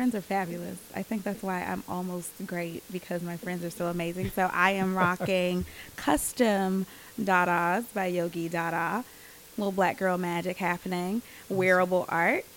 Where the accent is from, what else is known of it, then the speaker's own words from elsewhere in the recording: Birmingham, Alabama, United States; I was born and raised here in Birmingham